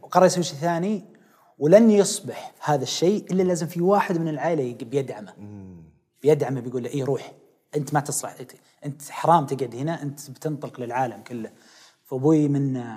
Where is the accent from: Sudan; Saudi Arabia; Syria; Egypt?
Saudi Arabia; Riyadh, Riyadh Province; also born or lived in Khobar; انا من وليد الخبر آه لكن نشأوا ويعني ترعرعت في الرياض كلها